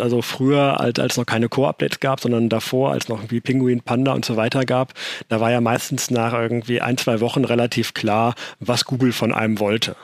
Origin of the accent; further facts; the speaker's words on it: Germany; bei uns in Deutschland